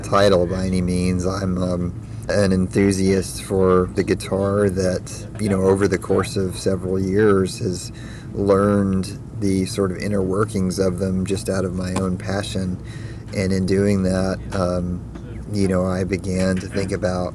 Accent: Huntsville, Alabama, United States; I'm originally from Huntsville, Alabama

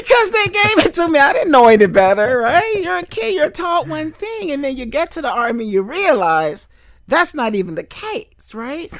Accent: Fort Lauderdale, Florida, United States; I grew up in Fort Lauderdale.

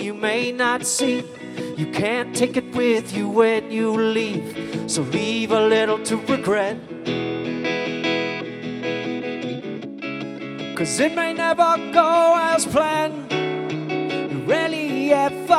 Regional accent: Rockford, Illinois, United States; moved away as an adult; also born or lived in Chicago, Illinois; now in Skokie, United States; I was born in Rockford, Illinois in 1980

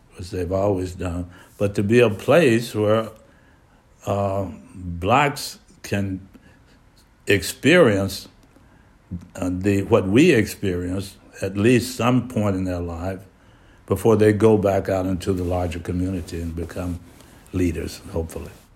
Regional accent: Hattiesburg, Mississippi, United States; moved away; I grew up in Hattiesburg, Mississippi

